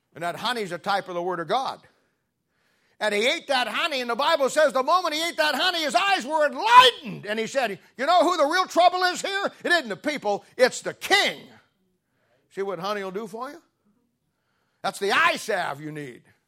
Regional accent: Canton, Ohio, United States; I grew up in 1970 in Canton, Ohio, and was at the Canton Baptist Temple

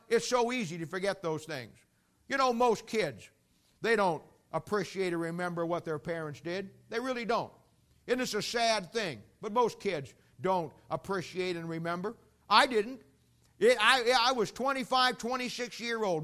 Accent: United States; I live in America, and technically speaking, I'm an American. I have an American passport.

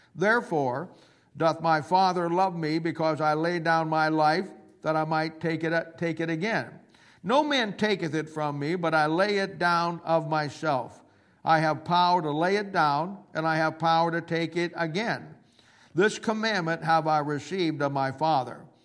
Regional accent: Canton, Ohio, United States; I'm from Canton, Ohio

